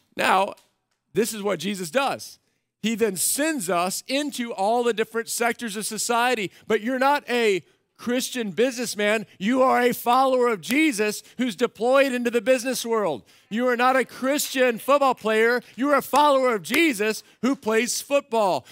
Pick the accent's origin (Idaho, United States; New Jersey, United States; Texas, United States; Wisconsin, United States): Texas, United States; Central; I grew up in Central Texas on a ranch